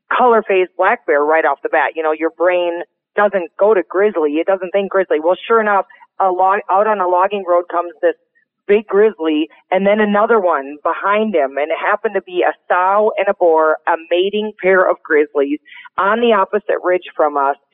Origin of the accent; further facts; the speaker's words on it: Montana, United States; here in my home state of Montana, literally a half hour from my house